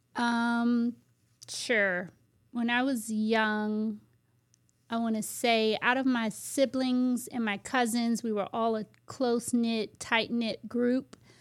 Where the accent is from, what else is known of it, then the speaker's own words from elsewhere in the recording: United States; also born or lived in Virginia; I grew up in the Washington, D C, Maryland area